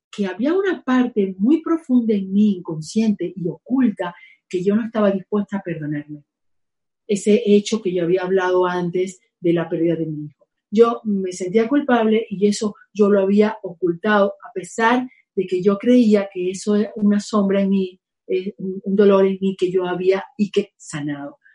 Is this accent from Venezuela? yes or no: yes; Venezuela; now in Spain; mi país, Venezuela. Estoy feliz aquí también viviendo pues, en España